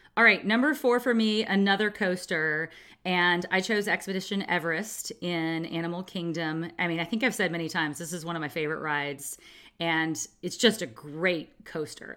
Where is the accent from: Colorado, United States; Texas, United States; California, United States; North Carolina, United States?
California, United States; a Californian